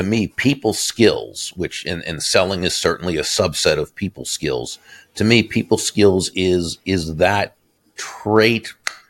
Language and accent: English; Boston, Massachusetts, United States; now in Florida, United States; I grew up in Boston, Massachusetts, so I grew up as a Red Sox fan, but I moved to Florida about 35 years ago